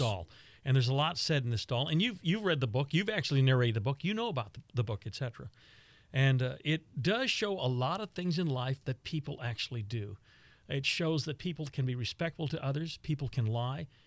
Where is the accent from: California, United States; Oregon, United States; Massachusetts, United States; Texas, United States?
Texas, United States; Lockhart; I'm from Lockhart.